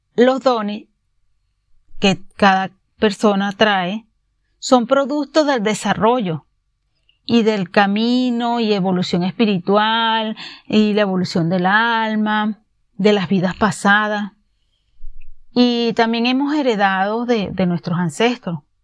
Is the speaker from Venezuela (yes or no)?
yes; Venezuela; moved away; en mi país, Venezuela, fui abogada